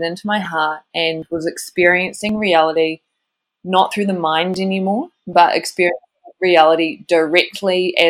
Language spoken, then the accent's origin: English; New Zealand; I grew up in New Zealand